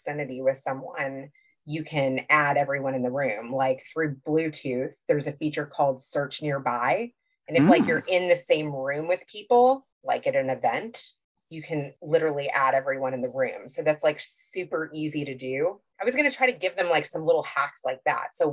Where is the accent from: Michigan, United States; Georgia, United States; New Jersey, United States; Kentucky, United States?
Kentucky, United States; I grew up Jewish in Kentucky